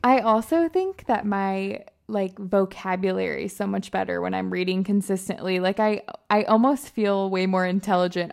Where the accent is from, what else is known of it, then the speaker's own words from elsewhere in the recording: Michigan, United States; moved away as an adult; also born or lived in Alabama; I'm originally from Michigan